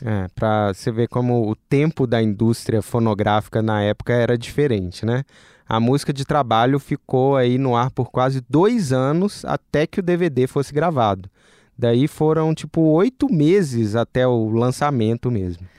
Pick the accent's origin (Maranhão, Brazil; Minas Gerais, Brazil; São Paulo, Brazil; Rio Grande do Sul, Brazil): Minas Gerais, Brazil; eu sou mineiro